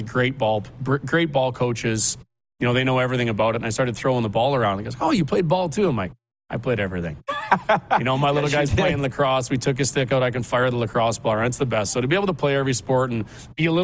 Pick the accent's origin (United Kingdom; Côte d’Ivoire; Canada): Canada; Regina, Saskatchewan; now in Calgary, Canada; I was fortunate enough growing up in Regina